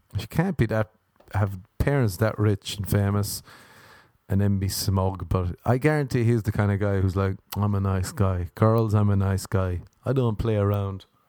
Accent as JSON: {"language": "English", "country": "Ireland", "moved": "yes", "said": "is being Irish"}